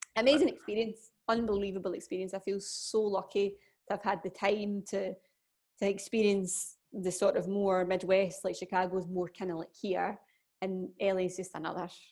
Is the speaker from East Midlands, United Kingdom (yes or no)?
no; Scotland, United Kingdom; being Scottish